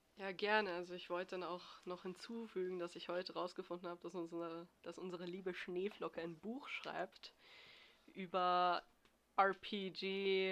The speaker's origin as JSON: {"language": "German", "country": "Austria", "said": "ich bin aus Österreich"}